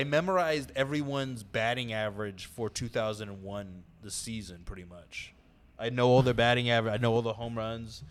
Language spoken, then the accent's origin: English; San Diego, California, United States; I'm from San Diego